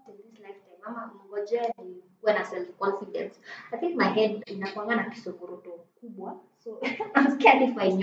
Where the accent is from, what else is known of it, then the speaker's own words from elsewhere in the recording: Isiolo, Isiolo County, Kenya; I grew up in Isili